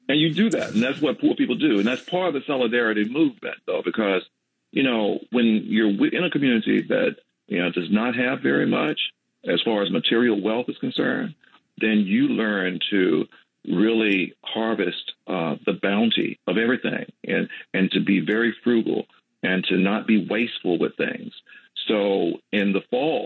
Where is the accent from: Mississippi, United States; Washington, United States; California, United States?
Mississippi, United States; Magnolia; I grew up in Magnolia, Mississippi, southwest Mississippi